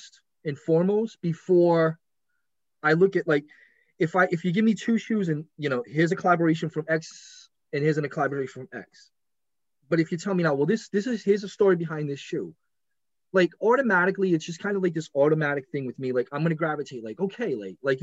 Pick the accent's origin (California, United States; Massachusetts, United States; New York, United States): Massachusetts, United States; Boston; I'm from Boston